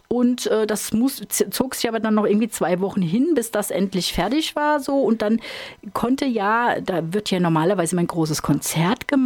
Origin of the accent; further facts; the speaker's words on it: Ingelheim am Rhein, Rhineland-Palatinate, Germany; Ähm, ich komme aus Ingelheim am Rhein. Das ist auf der anderen Seite, auf der Ebsch-Seite sozusagen.